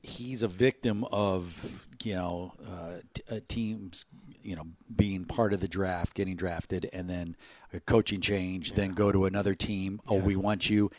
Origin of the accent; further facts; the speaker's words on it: Chicago, Illinois, United States; I grew up in Chicago.